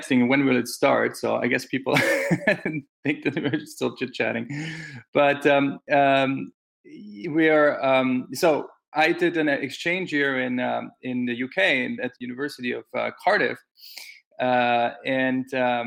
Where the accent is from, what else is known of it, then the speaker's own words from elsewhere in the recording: Innsbruck, Tyrol, Austria; moved away as an adult; also born or lived in Brussels; now in United States; I was born and raised in a small town in Austria in the mountains called Innsbruck